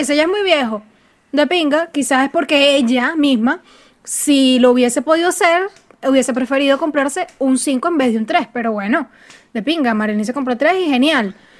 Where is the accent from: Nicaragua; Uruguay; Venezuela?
Venezuela; moved away